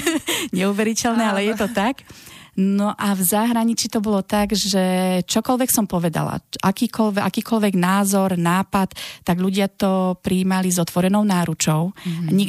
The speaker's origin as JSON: {"language": "Slovak", "town": "Nitra", "region": "Nitra Region", "country": "Slovakia", "moved": "as an adult", "said": "pochádzam z Nitry, som výtvarnička, mám 44 rokov"}